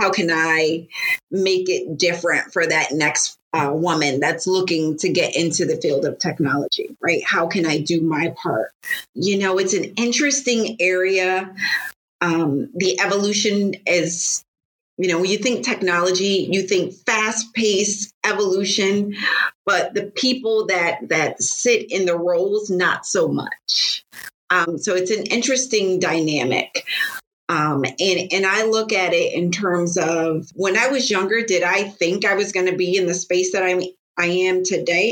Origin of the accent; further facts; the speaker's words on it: Bridgeport, Connecticut, United States; also born or lived in Monroe, Connecticut; I grew up in Bridgeport, Connecticut.